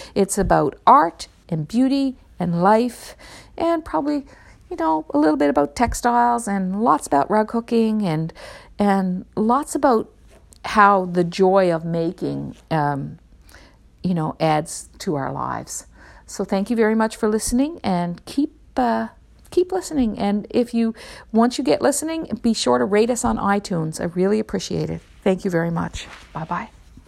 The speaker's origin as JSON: {"language": "English", "region": "Newfoundland and Labrador", "country": "Canada", "tie": "born or raised there", "said": "I grew up in Newfoundland myself"}